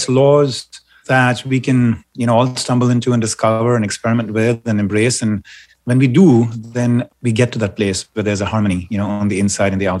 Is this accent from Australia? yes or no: no; India; moved away; I grew up in India